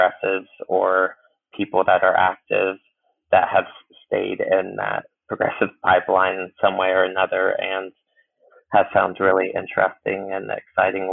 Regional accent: Cincinnati, Ohio, United States; moved away; I'm originally from Cincinnati

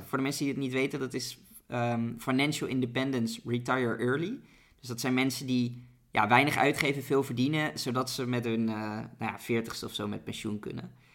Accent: Netherlands; Als Nederlanders hebben we

